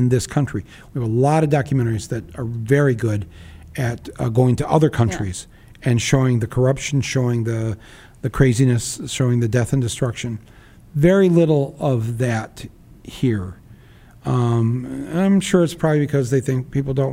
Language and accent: English; Midwest, United States; as a Midwesterner